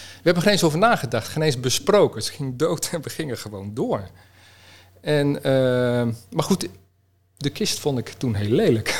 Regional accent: Utrecht, Netherlands; ik kom uit Utrecht

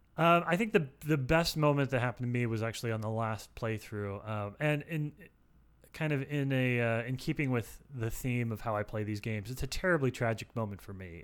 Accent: Alaska, United States; I'm from Alaska

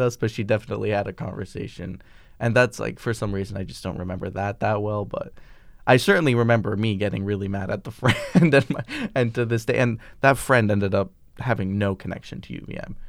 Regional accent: Vermont, United States; we're from Vermont

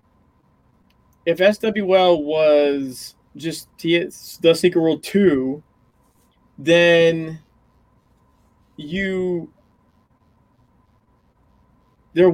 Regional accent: United States

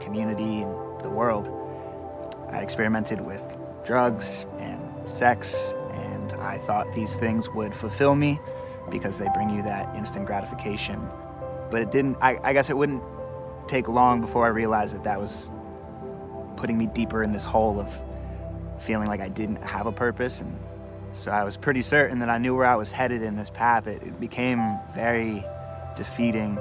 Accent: Bethlehem, Pennsylvania, United States; I was born and raised in Bethlehem, Pennsylvania

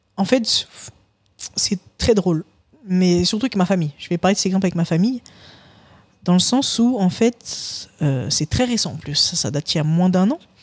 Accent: Paris suburbs, Île-de-France, France; now in Toulouse, France; j'ai grandi euh, dans, bah, littéralement en banlieue parisienne

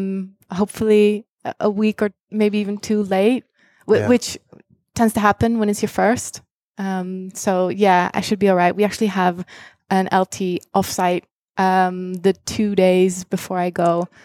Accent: Singapore; also born or lived in Japan; So I was born in Japan, was there until I was 5 years old. And then my parents moved us to Singapore for my dad's job.

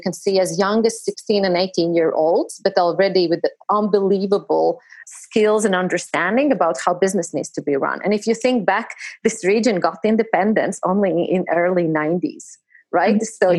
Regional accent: Latvia; We Latvians joke that Estonians are slow

